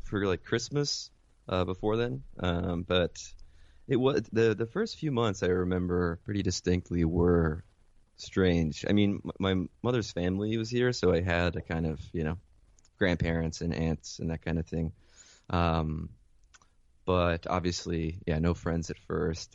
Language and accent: English; Mount Vernon, New York, United States; also born or lived in Caracas, Venezuela / Philadelphia; I was born in Caracas, Venezuela. Um, my mother was American, my father is, uh, Venezuelan. And, um, yeah, I was born and raised there until I was eight. And then I moved, uh, with my mother to Mount Vernon